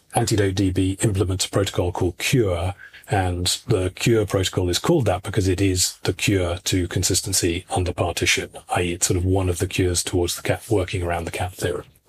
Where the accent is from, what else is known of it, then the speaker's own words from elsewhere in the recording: United Kingdom; moved away as an adult; now in Istria, Croatia; I'm British originally